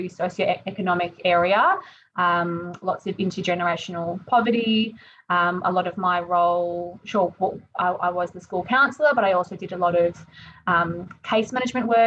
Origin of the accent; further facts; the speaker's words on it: Melbourne, Victoria, Australia; moved away; I'm from Melbourne